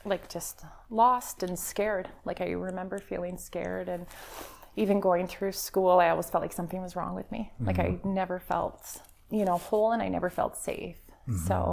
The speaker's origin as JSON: {"language": "English", "town": "Calgary", "region": "Alberta", "country": "Canada", "tie": "born or raised there", "said": "I grew up in Calgary"}